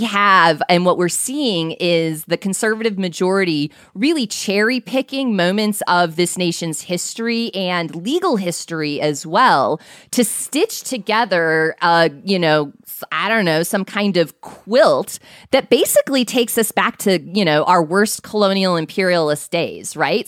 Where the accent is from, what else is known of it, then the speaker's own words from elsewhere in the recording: Omaha, Nebraska, United States; moved away; also born or lived in Wisconsin; I grew up in Omaha, Nebraska, and went to the University of Wisconsin